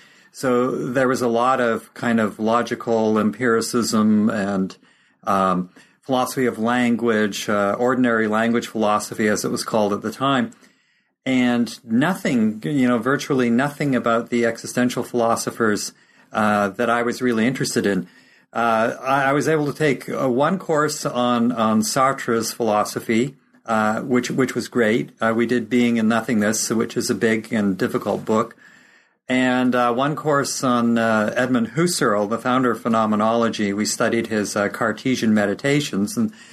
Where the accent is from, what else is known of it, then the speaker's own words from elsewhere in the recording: North Vancouver, British Columbia, Canada; also born or lived in Esterhazy; I was born in Esterhazy, Saskatchewan, which is the middle Canadian prairie province. And my mother was an elementary school teacher, and my father was a journalist. I ended up being raised in North Vancouver.